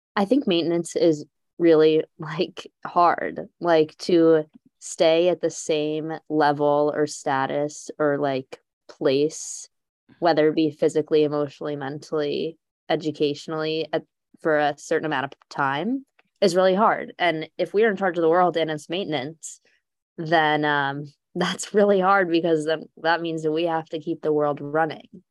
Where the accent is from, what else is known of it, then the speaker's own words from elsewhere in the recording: Texas, United States; now in Allentown, United States; I'm from Texas